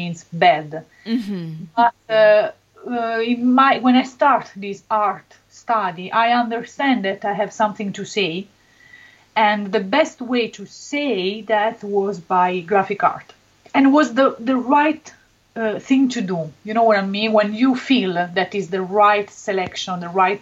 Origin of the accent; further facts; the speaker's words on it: Benevento, Campania, Italy; English is a second language; I come from a very little city near Naples. My city is Benevento.